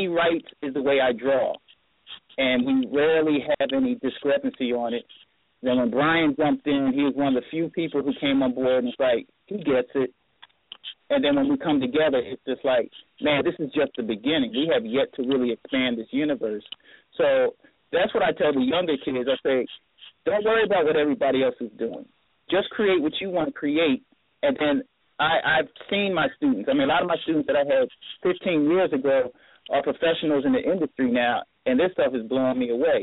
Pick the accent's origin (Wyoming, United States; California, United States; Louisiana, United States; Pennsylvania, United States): Pennsylvania, United States; Philadelphia; growing up in Philly